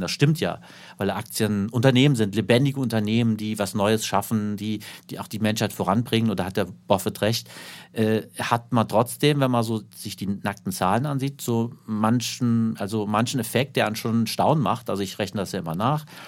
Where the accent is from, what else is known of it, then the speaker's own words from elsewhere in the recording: Saarland, Germany; von meiner Heimat im Saarland